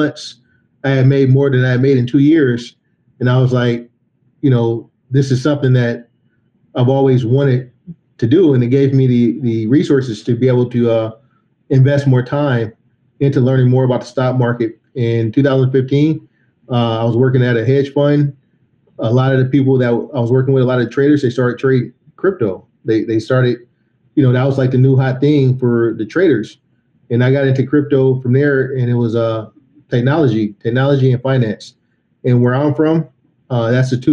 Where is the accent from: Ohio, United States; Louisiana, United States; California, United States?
California, United States; Oakland; also born or lived in San Francisco, California; I was born in Oakland, California, and, you know, I come from a family of blue collar workers